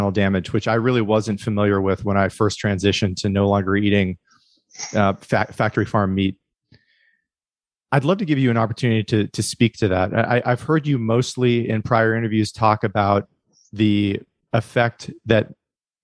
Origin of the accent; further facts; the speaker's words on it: Midwest, United States; I grew up in the Midwest